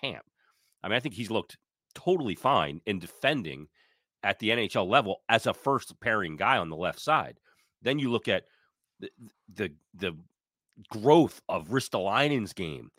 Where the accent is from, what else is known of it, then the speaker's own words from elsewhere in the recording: United States; I'm an American guy